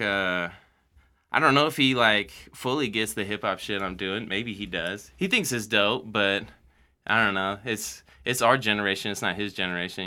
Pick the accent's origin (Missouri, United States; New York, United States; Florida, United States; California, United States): Missouri, United States; Mexico; moved away; also born or lived in Columbia, Missouri; I grew up in Mexico, Missouri, middle of nowhere